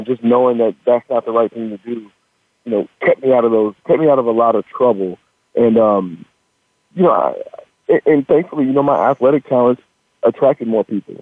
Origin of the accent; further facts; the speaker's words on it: Washington, United States; also born or lived in Sacramento, California; I was born in Sacramento, and I was um, I was I actually moved up to Washington State when I was six years old